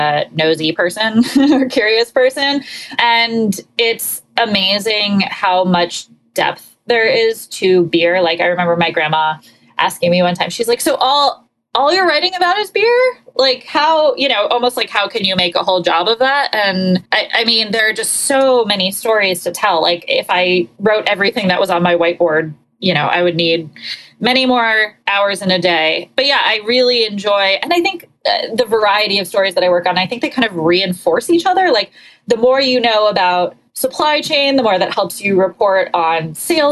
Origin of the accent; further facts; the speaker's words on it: New Jersey, United States; moved away; I grew up in New Jersey